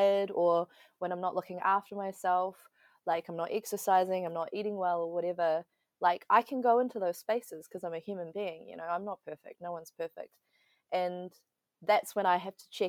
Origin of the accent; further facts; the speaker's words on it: Wellington, New Zealand; also born or lived in Taiwan; grew up in Aotearoa